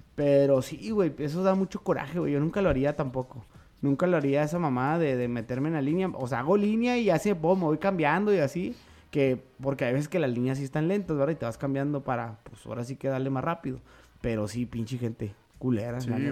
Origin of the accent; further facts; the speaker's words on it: Mexico; los que realmente somos mexicanos